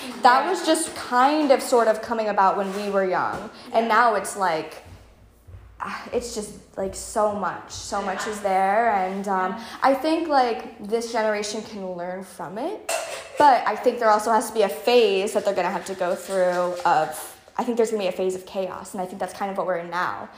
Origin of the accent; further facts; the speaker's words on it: close to Miami, South Florida, United States; growing up in Florida my whole life, but for the majority of it in South Florida, especially close to Miami